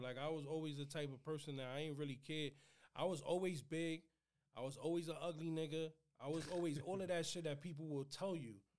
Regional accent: New York City, New York, United States; that's my house where I grew up. 2558 Marion Ave.

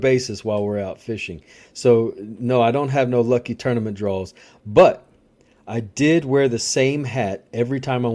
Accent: Louisiana, United States; growing up in Louisiana

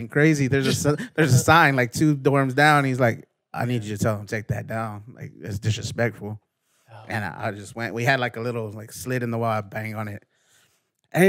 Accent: San Antonio, Texas, United States; I would say San Antonio.

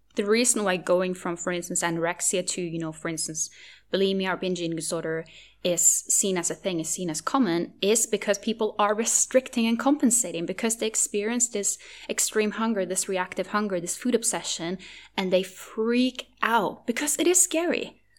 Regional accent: Norway; first language Norwegian; English is a second language; my native language, which is, which is Norwegian

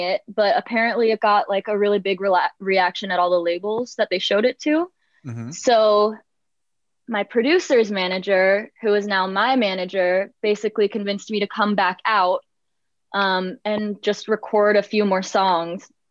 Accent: Pittsburgh, Pennsylvania, United States; moved away as an adult; also born or lived in New York; now in Brooklyn, United States; I grew up in Pittsburgh, PA.

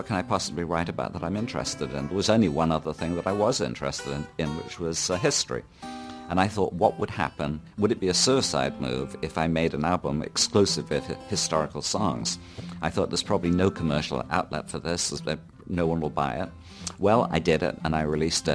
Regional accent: Bournemouth, South West England, United Kingdom; moved away; also born or lived in London; I was in about 5 local bands in my hometown of Bournemouth

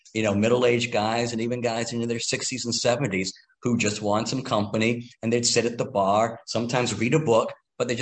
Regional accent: Kennebunk, Maine, United States; moved away as an adult; also born or lived in Lewiston, Maine / Washington, District of Columbia, United States; I grew up in Kennebunk, Maine, which is in the southern tip of the state along the coast.

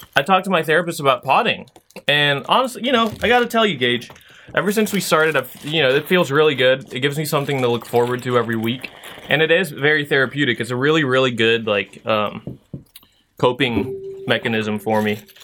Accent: Philippines

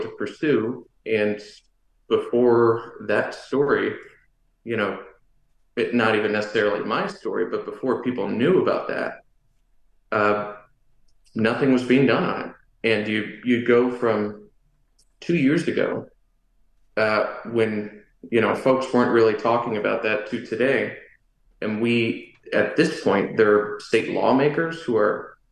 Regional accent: Collin County, North Texas, United States; moved away; North Texas, I grew up primarily in Collin County, which is just north of Dallas.

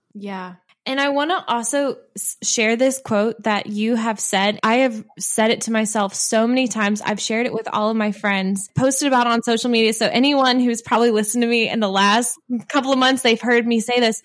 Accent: Midwest, United States; accent: Midwestern; my Midwestern accent

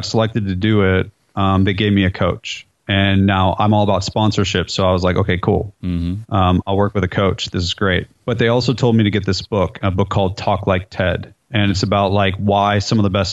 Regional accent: California, United States; moved away as an adult; now in Nashville, United States; I'm from California, so I say dude, and I've lived in Nashville for 17 years, so I say y'all

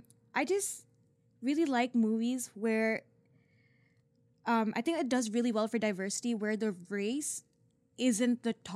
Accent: Singapore; But I am from Singapore, and I kind of grew up in a very similar culture.

